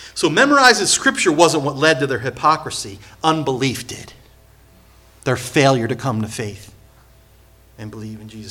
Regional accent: Point Pleasant, United States; I come from Point Pleasant, small little town.

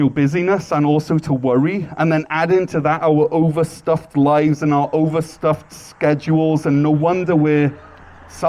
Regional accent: Wales, United Kingdom; moved away as an adult; now in North Gower, Canada; And I'm originally from Wales, but I've lived either in here in North Gore or serving on the mission field for the past 18 years.

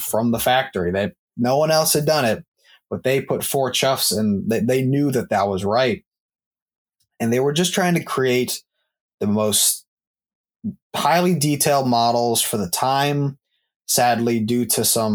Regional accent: Maryland, United States; I'm from Maryland

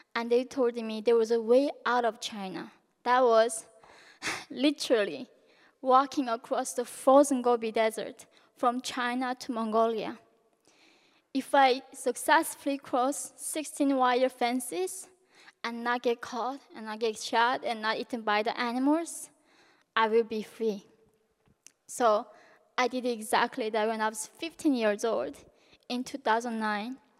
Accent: North Korea; now in United States; growing up in North Korea

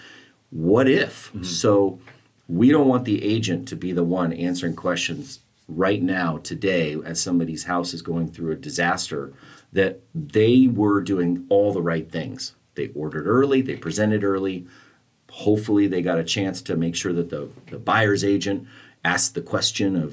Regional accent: Santa Barbara, California, United States; I grew up in Santa Barbara.

